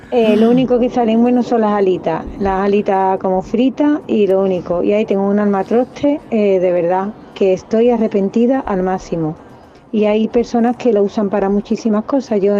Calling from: Seville, Andalusia, Spain; Buenos días, soy de Sevilla.

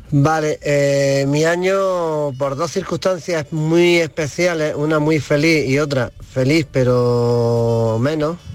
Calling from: Granada, Andalusia, Spain

